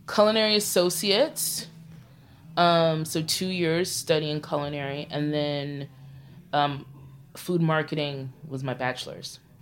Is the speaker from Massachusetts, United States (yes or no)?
no; New York City, New York, United States; I'm a Crown Heights native. Like, I grew up on Bergen Street